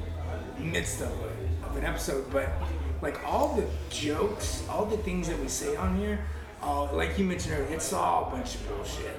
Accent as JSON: {"language": "English", "region": "Texas", "country": "United States", "moved": "as an adult", "said": "Our home is in Texas"}